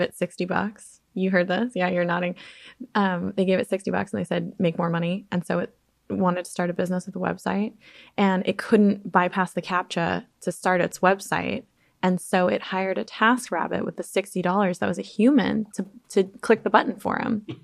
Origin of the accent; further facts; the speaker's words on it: Alaska, United States; also born or lived in Chicago suburbs, Illinois; now in Chicago area, United States; little ugly kid with glasses, like, growing up in Alaska